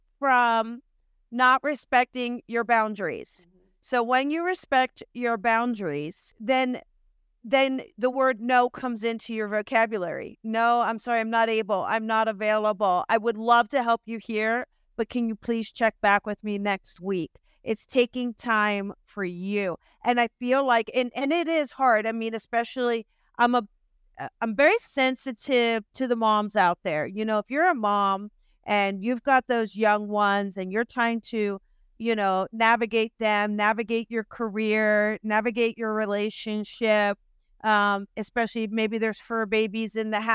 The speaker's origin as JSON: {"language": "English", "region": "New Jersey", "country": "United States", "said": "I am from Jersey and born this way."}